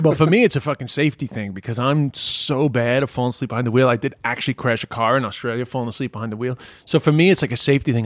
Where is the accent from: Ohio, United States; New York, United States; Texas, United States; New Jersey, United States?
New York, United States; moved away as an adult; now in Ireland; I'm from Queens